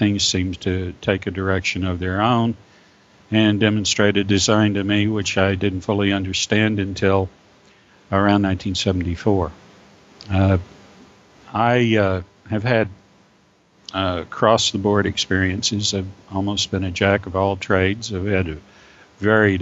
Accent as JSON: {"language": "English", "region": "Texas", "country": "United States", "tie": "born or raised there", "also_born_or_lived": "Las Vegas, New Mexico", "said": "I was born in Las Vegas, New Mexico, and came to Texas when I was almost 4 years old"}